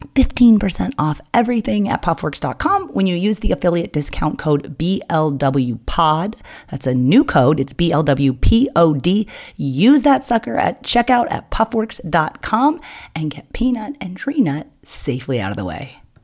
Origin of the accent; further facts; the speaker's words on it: San Diego, California, United States; also born or lived in Ilam, Nepal / Bay Area, California; I got homesick and moved home for, to San Diego from the Bay Area